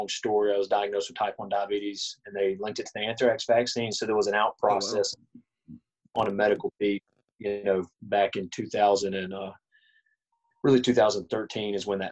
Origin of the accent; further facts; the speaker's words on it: Alabama, United States; also born or lived in Virginia; I'm from Alabama. I was actually born in Virginia, but, you know, we grew up in Alabama.